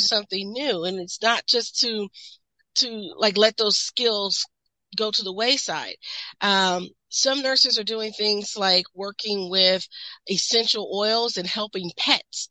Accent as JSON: {"language": "English", "region": "Midwest", "country": "United States", "said": "I'm from the Midwest, so we are very mm-hmm. big, um, industrial belt"}